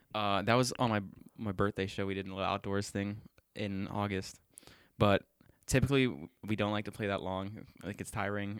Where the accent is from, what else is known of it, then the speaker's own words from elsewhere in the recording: Bridgeville, Pennsylvania, United States; also born or lived in West Virginia; I, am from Bridgeville